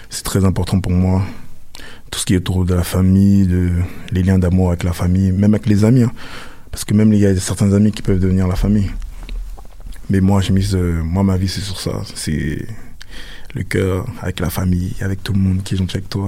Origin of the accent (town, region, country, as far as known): France; born or raised there; moved away as an adult; also born or lived in Douala, Cameroon; now in Montreal, Canada